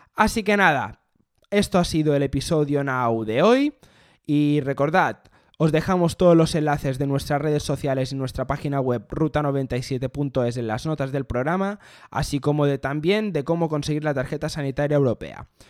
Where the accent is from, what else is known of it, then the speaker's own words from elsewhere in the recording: Spain; yo soy español